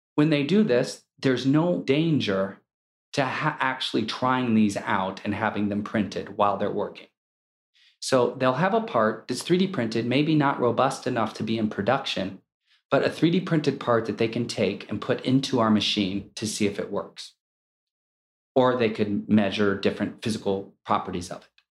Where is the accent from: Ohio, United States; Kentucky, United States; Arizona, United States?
Ohio, United States; Akron; I grew up in Akron, Ohio, where it was the rubber capital of the world